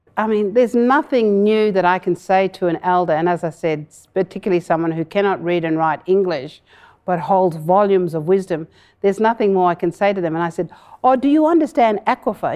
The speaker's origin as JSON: {"language": "English", "town": "Broome", "region": "Western Australia", "country": "Australia", "tie": "born or raised there", "said": "I grew up in Broome"}